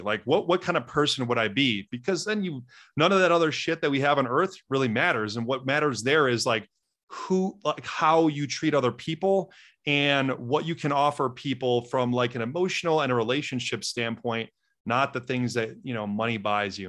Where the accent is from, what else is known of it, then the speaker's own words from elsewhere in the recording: Wisconsin, United States; I grew up in Wisconsin, which is about ninety miles north of Chicago in a small Midwestern town of twenty-five hundred people